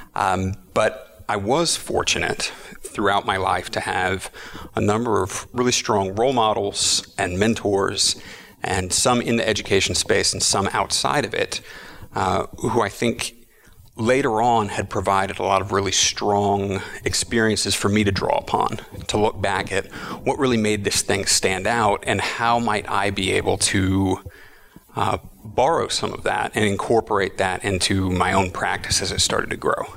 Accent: Austin, Texas, United States; moved away as an adult; also born or lived in Berkeley, California; I was born in Austin, Texas, and lived there for about 22 years. And then I moved to Berkeley, California to go to graduate school

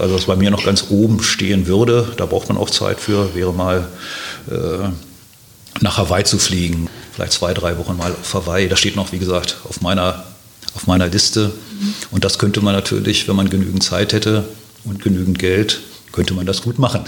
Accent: Hanover, Lower Saxony, Germany; moved away as an adult; also born or lived in Heidelberg / Mainz / Delkenheim, Wiesbaden; now in Wiesbaden, Germany; meiner Heimatstadt, also in Hannover

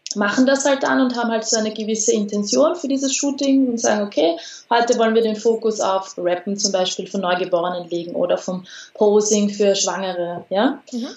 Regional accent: Austria; bei uns in Österreich

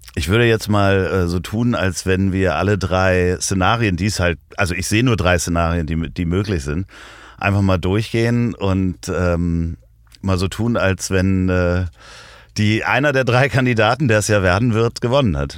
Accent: Hamburg, Germany; als Hamburger Jungen

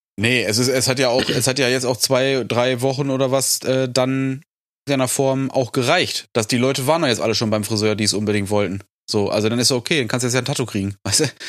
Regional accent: North Rhine-Westphalia, Germany; bei uns in NRW

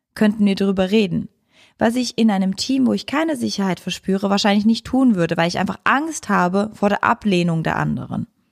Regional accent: Switzerland; ich als Schweizerin

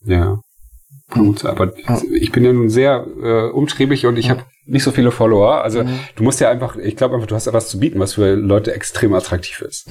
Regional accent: Hamburg, Germany; Ich komme ja nur auch von hier

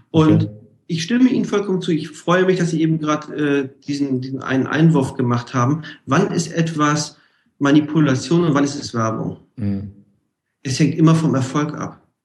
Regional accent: Hamburg, Germany; ich komme ja aus Hamburg, hanseatischer Kaufmann.

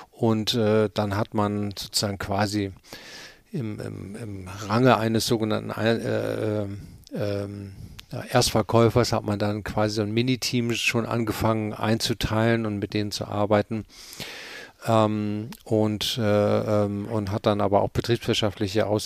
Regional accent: Cologne, North Rhine-Westphalia, Germany; also born or lived in Hamburg; äh, äh haben wir die nächsten 15, äh, 16 Jahre habe ich dann in Köln gewohnt, da bin ich auch groß geworden

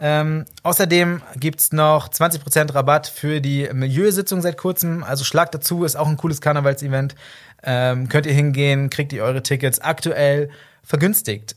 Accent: Berlin, Germany; now in Cologne, Germany; ich komme nicht hier aus der Region ursprünglich, also ich komme aus Berlin und Umgebung

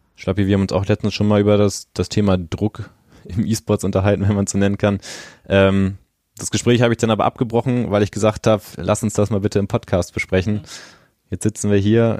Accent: Bremen, Germany; moved away; also ich komme ja persönlich gebürtig aus Bremen, äh, bin dort in der Nähe auch zur Schule gegangen

